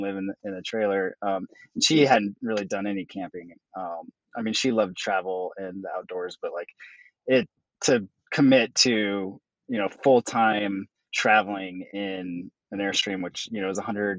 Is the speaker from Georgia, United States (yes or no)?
no; Jackson, Wyoming, United States; moved away; I grew up in Jackson Hole, Wyoming, and so I just grew up in the outdoors